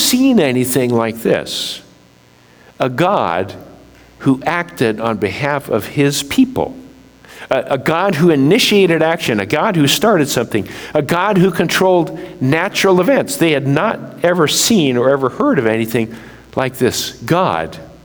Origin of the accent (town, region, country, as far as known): United States